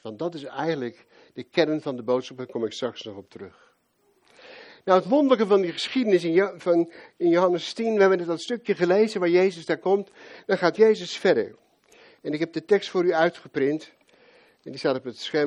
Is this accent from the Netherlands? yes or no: yes; Rotterdam, South Holland, Netherlands; moved away; Als Rotterdammer